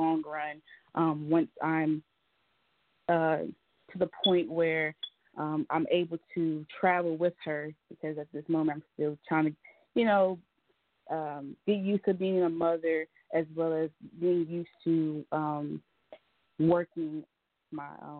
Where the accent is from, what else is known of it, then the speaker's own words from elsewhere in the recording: Charlotte, North Carolina, United States; I'm from Charlotte, so we got to represent for the Charlotte, the CLT.